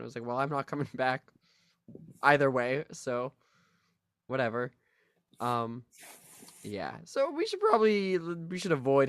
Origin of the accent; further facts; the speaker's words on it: New York City, New York, United States; Hey, I'm a New Yorker. My mama always said, New York is the best city on earth.